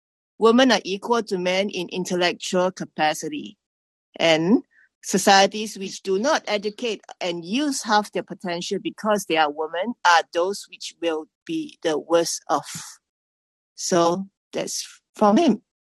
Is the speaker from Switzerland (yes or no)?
no; Singapore; now in Tokyo, Japan; I'm a Singaporean based in Tokyo.